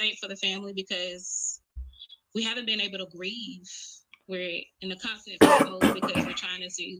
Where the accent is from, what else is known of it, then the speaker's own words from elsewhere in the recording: Brunswick, Georgia, United States; my hometown, which is Brunswick, Georgia